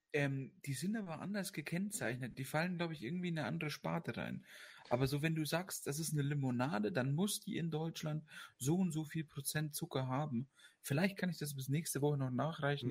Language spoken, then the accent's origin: German; Austria; bei uns in Österreich